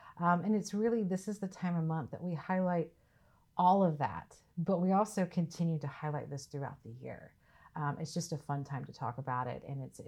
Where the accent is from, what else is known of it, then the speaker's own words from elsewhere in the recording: the South, United States; so I'm from the South, I'm from that region.